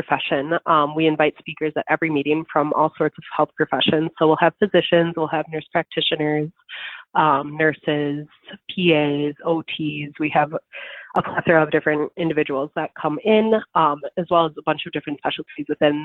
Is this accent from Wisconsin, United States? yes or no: yes; Stoughton, Wisconsin, United States; So I am from the Madison area, actually. I'm about 30 minutes south of Madison from Stoughton